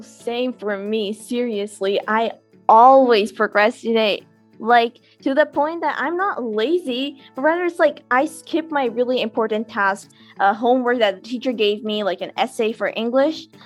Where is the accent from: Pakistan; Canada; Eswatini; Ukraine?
Pakistan; Karachi, Sindh; I'm from Karachi, Pakistan